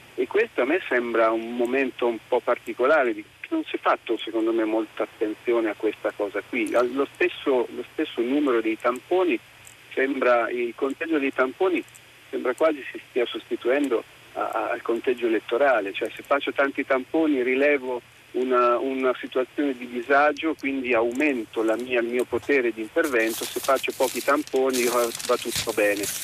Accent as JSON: {"language": "Italian", "town": "Città di Castello", "region": "Umbria", "country": "Italy", "also_born_or_lived": "Rome", "said": "telefono adesso a Roma, ma eh, sono di Città di Castello in Umbria."}